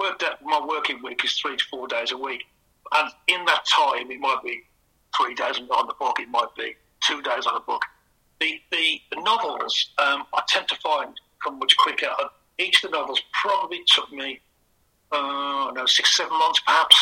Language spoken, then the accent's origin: English; West Midlands, United Kingdom; now in Spain; I come from the West Midlands